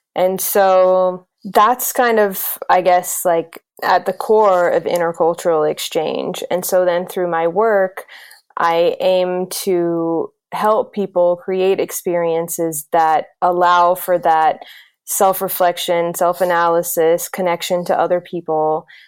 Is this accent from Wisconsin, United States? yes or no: no; South Carolina, United States; moved away; also born or lived in Greece; I grew up in South Carolina in the United States.